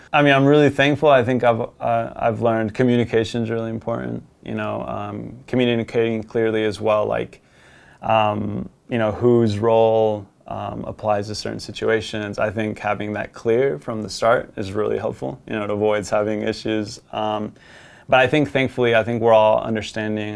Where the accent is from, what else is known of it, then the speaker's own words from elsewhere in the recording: United States; also born or lived in Colombia; go back to my home country where I was born